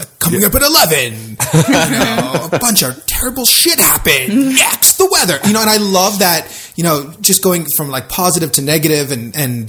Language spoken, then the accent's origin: English; South Florida, United States; I grew up in South Florida